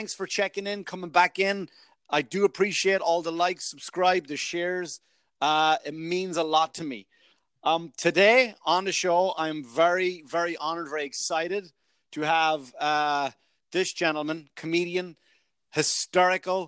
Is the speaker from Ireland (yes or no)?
yes; Ireland; moved away; also born or lived in New York; I'm from Ireland